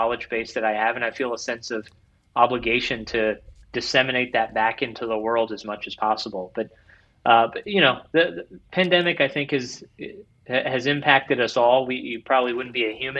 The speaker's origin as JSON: {"language": "English", "region": "Ohio", "country": "United States", "tie": "born or raised there", "moved": "yes", "lives_now": "Northern Kentucky, United States", "said": "I grew up in Ohio, and so my parents still live outside of Cincinnati"}